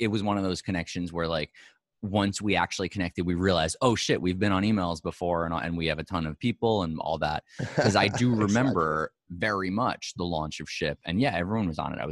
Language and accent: English; New York, United States; being a New Yorker